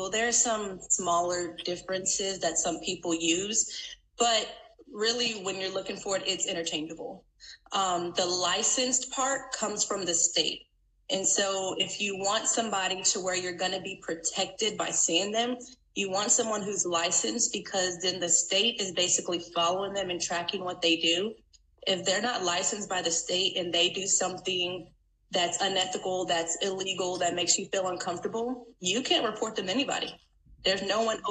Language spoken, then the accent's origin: English; San Antonio, Texas, United States; moved away as an adult; also born or lived in North Louisiana; now in Louisiana, United States; I am from Texas, from San Antonio, Texas. Currently, I'm living in Louisiana